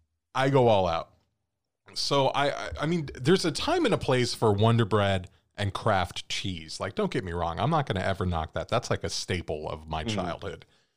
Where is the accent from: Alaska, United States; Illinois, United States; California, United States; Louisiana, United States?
California, United States; And growing up, too, where we grew up in California, we didn't really have a lot of buildings with more than like 7 stories.